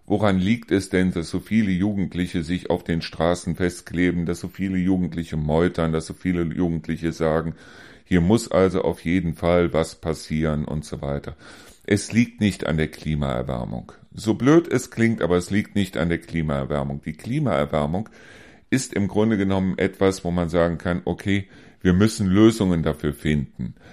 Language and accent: German; Germany; Weil wo sind wir als Deutsche denn noch meisterlich?